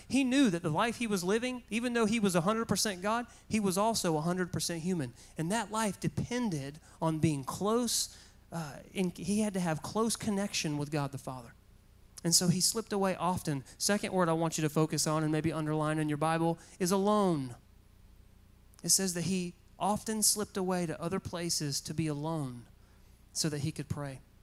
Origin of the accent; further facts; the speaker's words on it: Goldsboro, North Carolina, United States; back to Goldsboro just so I could show her my hometown, show her where I went to high school